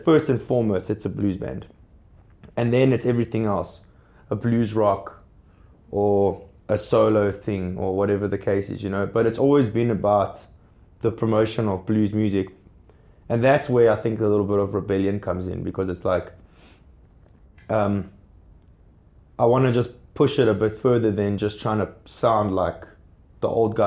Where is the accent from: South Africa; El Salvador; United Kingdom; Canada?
South Africa; as a South African blues artist